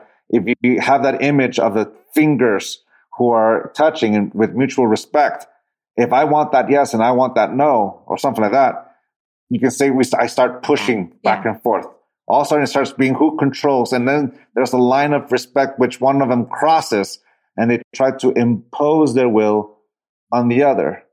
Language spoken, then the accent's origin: English; San Diego, California, United States; also born or lived in Tijuana, Mexico; I grew up in the city, I grew up in San Diego and Tijuana